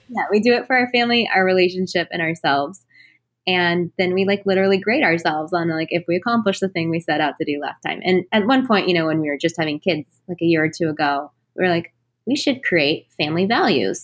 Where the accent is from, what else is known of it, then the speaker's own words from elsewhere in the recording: Texas, United States; I was born and raised in Texas